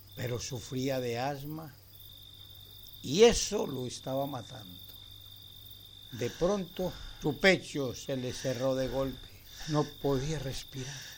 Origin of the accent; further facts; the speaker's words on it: Argentina; now in Brazil; Soy argentina, pero hace muchos años que vivo en Brasil